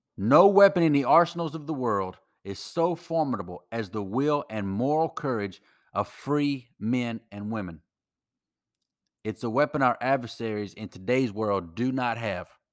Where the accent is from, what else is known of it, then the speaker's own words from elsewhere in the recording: United States; as an American who loves my country that much